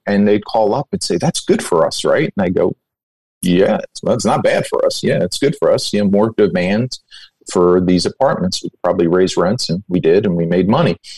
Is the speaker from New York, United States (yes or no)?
no; Bayonne, New Jersey, United States; my father had a, a, a, small appliance and hardware business in my hometown of Bayonne, New Jersey.